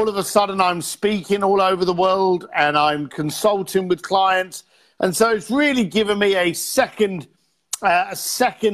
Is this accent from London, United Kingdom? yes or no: yes; London, United Kingdom; I'm a bricklayer from London